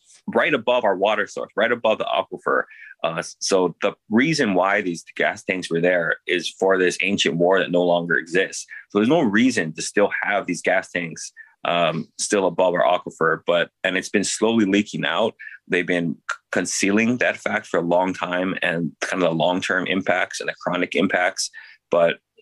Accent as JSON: {"language": "English", "region": "Hawaii", "country": "United States"}